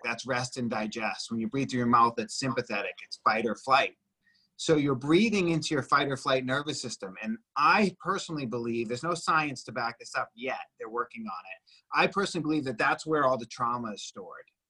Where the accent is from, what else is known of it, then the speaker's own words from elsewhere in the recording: Boston, Massachusetts, United States; now in Los Angeles, United States; I'm from Boston originally